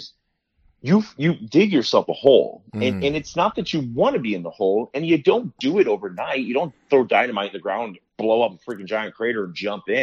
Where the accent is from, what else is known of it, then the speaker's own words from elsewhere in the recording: South Florida, United States; I was actually born and raised in South Florida